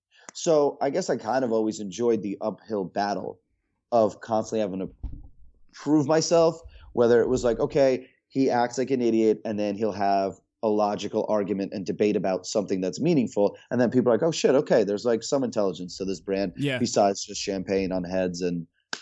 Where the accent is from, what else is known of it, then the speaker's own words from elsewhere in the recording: Russia; born there; I was born in Russia. My parents are obviously from Russia. Not a very easy country to be from. It's a very, you know, it's a hard place.